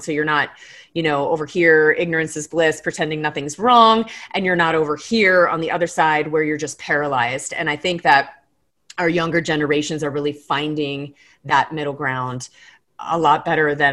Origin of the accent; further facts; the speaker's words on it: Florida Keys, United States; now in Colorado, United States; I grew up in the Florida Keys. And that's my home reef